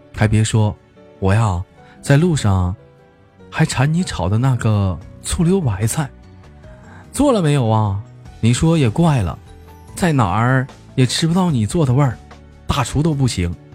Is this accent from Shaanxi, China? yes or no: no; Changchun, Jilin, China; 是一个来自于祖国长春的一个小男孩